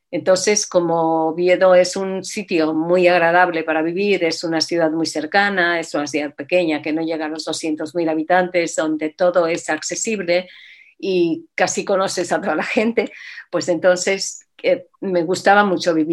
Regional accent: Mexico; moved away as an adult; now in Asturias, Spain; yo nací en México y en México sabes que la colectividad judía es muy grande, es muy potente y estuve ahí hasta que eh, cuando terminé el bachillerato hice el viaje típico que se hace a Israel

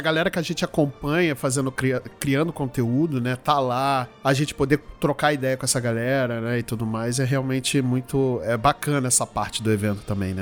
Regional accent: Rio de Janeiro, Brazil; aqui na minha terra, que era no Rio, que é no Rio de Janeiro.

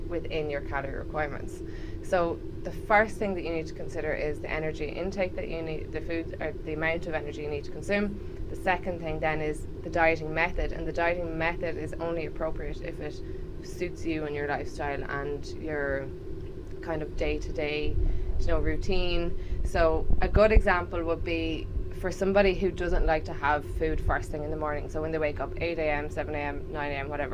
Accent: Ireland; accent: Irish; moved away; also born or lived in Liverpool, United Kingdom; I am Irish, obviously. You can probably tell from the accent.

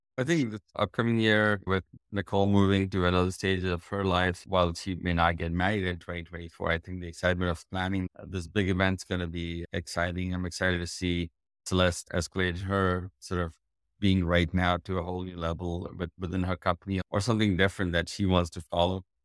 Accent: India; moved away as an adult; now in United States

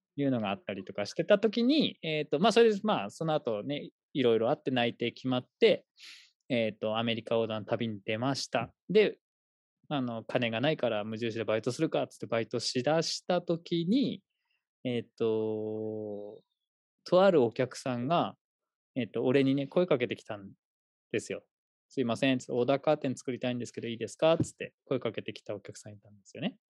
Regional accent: Fukushima, Japan; moved away; also born or lived in Tokyo; 福島は、えー、と一応僕がですね、生まれたところが、まあ、この辺りだったっていうところですね。なんで、まあ、U、ともともと東京にもいたので、まあ、U ターンって形

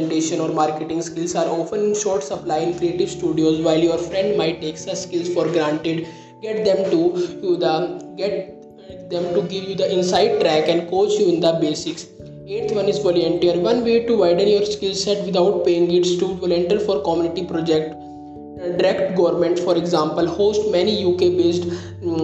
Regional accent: India; I am from India

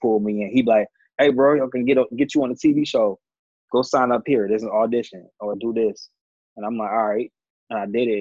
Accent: Detroit, Michigan, United States; now in Atlanta, United States; I'm from the Motor City.

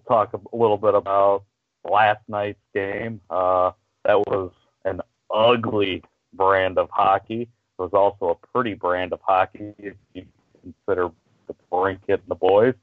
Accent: Momence, Illinois, United States; I'm from Momento, Illinois. Chances are high no one's heard of that. A little small town

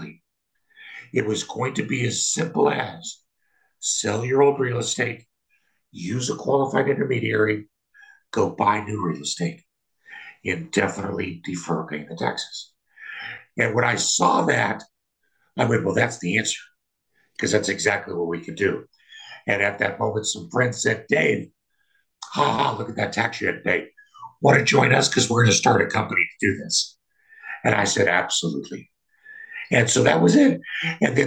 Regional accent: Kansas, United States; moved away; also born or lived in Colorado; I'm from Kansas

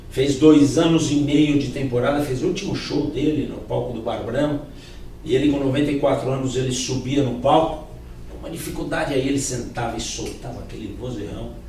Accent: São Paulo, Brazil; born there; Eu tenho 40 anos de idade e eu nunca tinha vindo para o centro. Eu nasci em São Paulo.

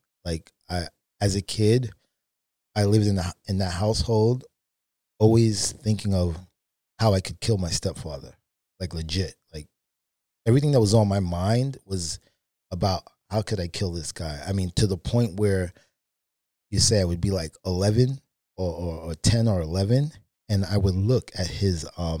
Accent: Brooklyn, New York, United States; So originally from Brooklyn, New York. I grew up in the projects.

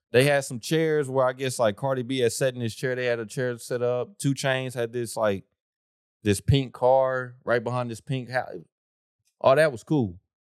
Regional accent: Oklahoma, United States; I'm from the South

